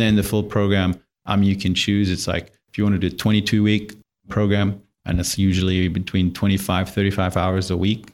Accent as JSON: {"language": "English", "country": "Germany", "tie": "born or raised there", "second_language": "English", "moved": "yes", "said": "I grew up in Germany in a tiny little village, like two thousand people"}